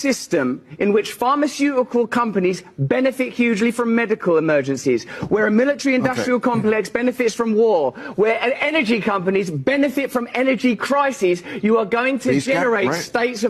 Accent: England, United Kingdom; I'm English

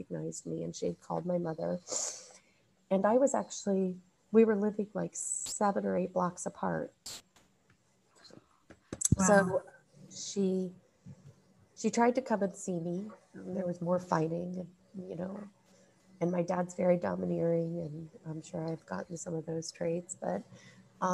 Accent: Ohio, United States; I was born in Ohio

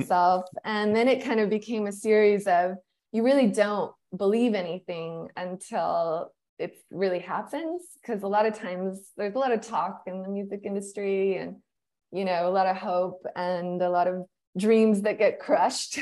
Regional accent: New Mexico, United States; I grew up in New Mexico

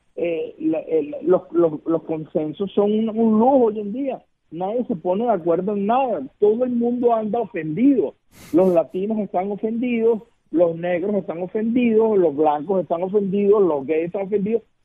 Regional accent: Venezuela; moved away; yo vengo de Venezuela

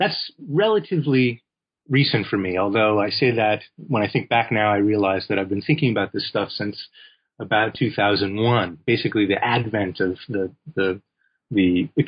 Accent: Seattle, Washington, United States; also born or lived in Los Angeles; now in Bloomington-Normal, United States; Well, I was born in LA, in Los Angeles, California, but I did a lot of my growing up in Seattle, Washington, and in the Midwest also, in a small college town called Bloomington Normal, Illinois, which is where I'm talking to you from right now.

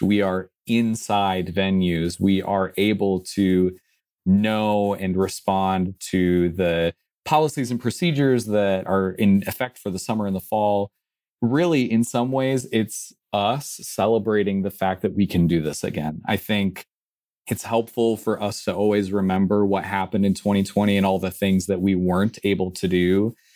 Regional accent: Midwest, United States; growing up in the Midwest

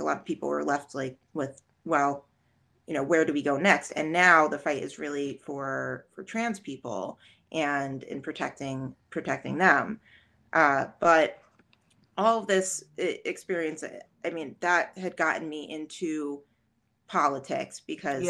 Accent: Jersey Shore, New Jersey, United States; now in Scranton, United States; because I'm from New Jersey originally, but represent Jersey Shore girl.

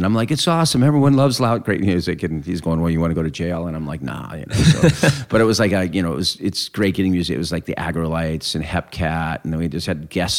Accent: Claremont, California, United States; We came out from Claremont, which is East Bob, where you probably played the Glass House before.

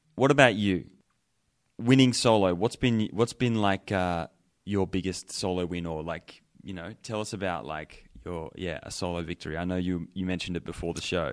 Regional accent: Australia; now in Colorado, United States

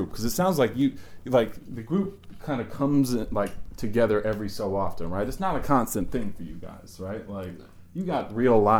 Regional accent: New York City, New York, United States; Yeah, I grew up in the Bronx.

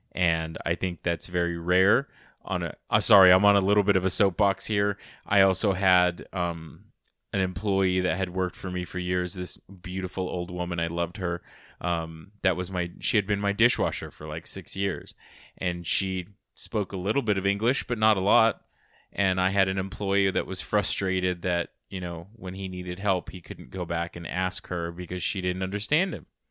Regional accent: United States; growing up, uh, as an American child, but growing up with a family structure from another country as an immigrant

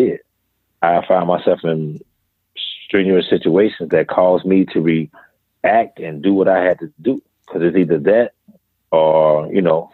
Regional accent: Greenville, South Carolina, United States; I was born in Greenville, South Carolina, and I grew up on the west end of Greenville

